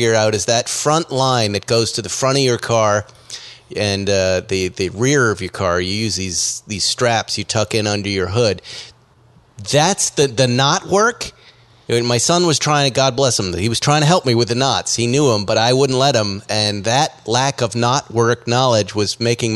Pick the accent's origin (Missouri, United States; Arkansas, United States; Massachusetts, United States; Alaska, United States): Massachusetts, United States; West Bridgewater; moved away; West Bridgewater, Massachusetts, my hometown where I came from